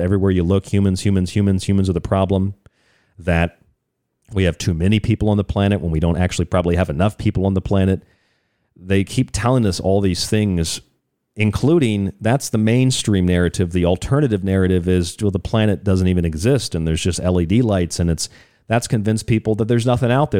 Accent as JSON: {"language": "English", "region": "Florida", "country": "United States", "said": "I'm from Florida"}